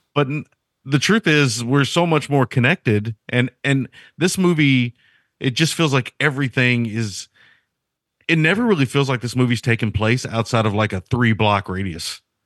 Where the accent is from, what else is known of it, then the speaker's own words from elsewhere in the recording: United States; I'm an American